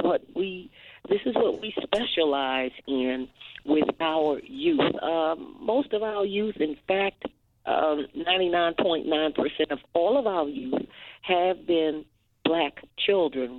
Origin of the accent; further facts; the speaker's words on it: Washington, District of Columbia, United States; calling from my hometown, D.C.